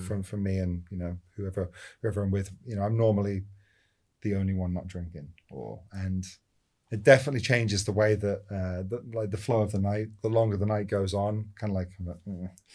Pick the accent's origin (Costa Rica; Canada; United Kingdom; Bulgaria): United Kingdom; Scotland; born or raised there; also born or lived in London; now in Los Angeles, United States